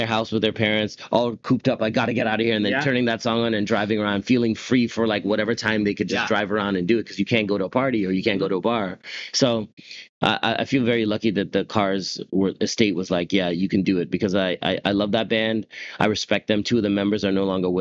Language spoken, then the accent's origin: English; Whitby, Ontario, Canada; Locked down in my hometown of Whitby, Ontario